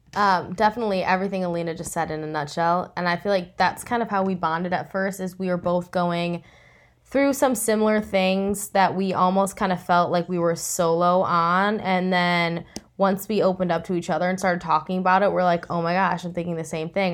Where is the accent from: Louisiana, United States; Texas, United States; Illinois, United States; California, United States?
Illinois, United States; Chicago; moved away as an adult; also born or lived in Los Angeles, United States; I'm originally from Chicago